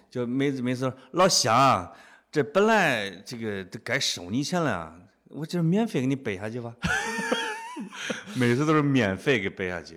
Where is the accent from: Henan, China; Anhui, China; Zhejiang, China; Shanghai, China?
Henan, China; accent: Henan dialect; moved away as an adult; now in Beijing, China; 听见我们河南话了没